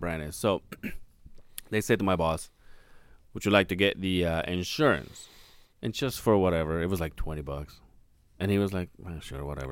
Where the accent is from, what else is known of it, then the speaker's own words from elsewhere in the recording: Mexico; moved away; we went to my hometown